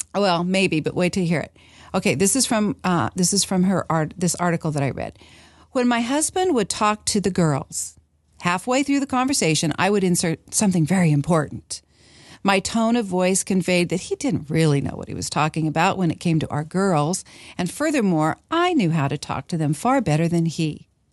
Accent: Washington, United States; moved away; I grew up in Washington

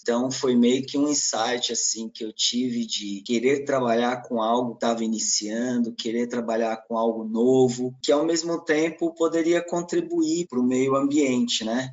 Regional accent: São Paulo, Brazil; also born or lived in Minas Gerais / Goiás; Eu nasci aqui na cidade de São Paulo, na capital. Cresci aqui também

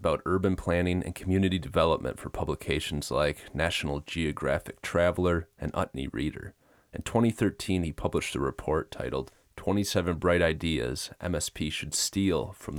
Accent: Minnesota, United States; moved away; I grew up in Minnesota, then left, toured the US, backpacked through Europe, and sailed across the Atlantic.

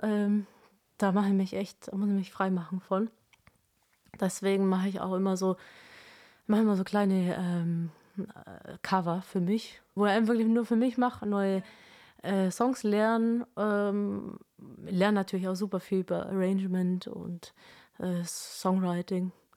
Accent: Kempten, Bavaria, Germany; in Kempten, meine Heimatstadt

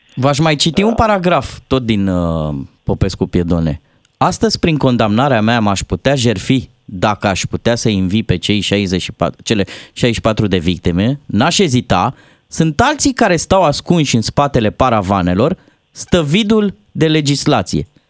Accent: Târgoviște, Dâmbovița County, Romania; now in Bucharest, Romania; în orașul meu natal, uh, Târgoviște

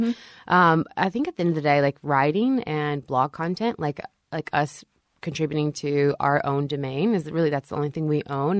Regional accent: Shreveport, Louisiana, United States; born or raised there; now in Nashville, United States

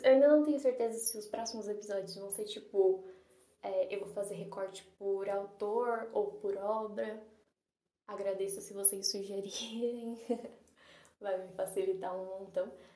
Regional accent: São Paulo, Brazil; acho que pelo meu sotaque dá para perceber que eu sou de São Paulo.

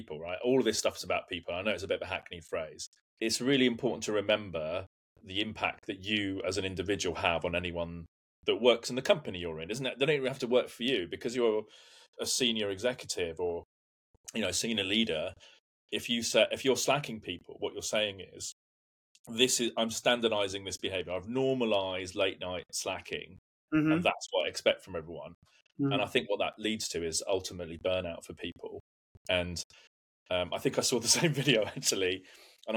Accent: United Kingdom; also born or lived in London / Hampshire; now in Surbiton, United Kingdom; I grew up predominantly between London and Hampshire

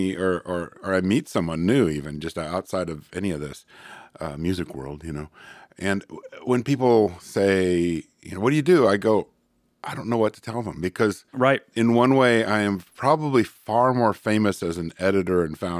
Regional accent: California, United States; moved away as an adult; also born or lived in Chico; now in Portland, United States; Northern California, actually.

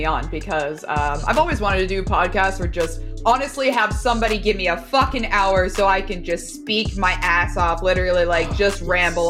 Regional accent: Los Angeles, California, United States; also born or lived in Texas; I'm from Los Angeles, California, and I'm 24

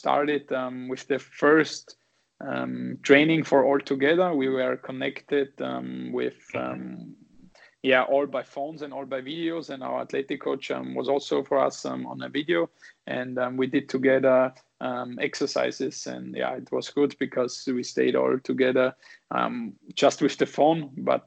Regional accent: Saalfelden, Salzburg, Austria; English is a second language; moved away as an adult; now in Vienna, Austria; I am from a smaller town called Saalfelden. It's 60 kilometers away from Salzburg

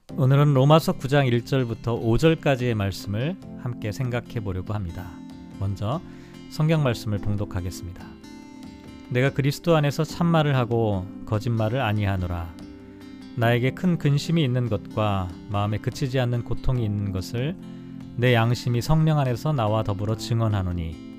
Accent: South Korea; moved away

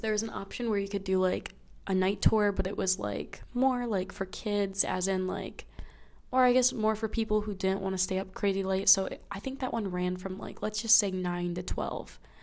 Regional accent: United States; I am now back in my home state where there is snow everywhere

